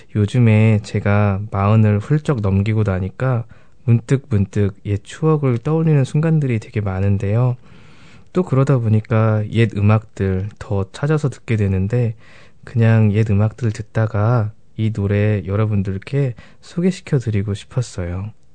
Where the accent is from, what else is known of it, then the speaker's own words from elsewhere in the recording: South Korea; moved away as an adult; also born or lived in Canada; now in New Zealand; 한국에서 이민 온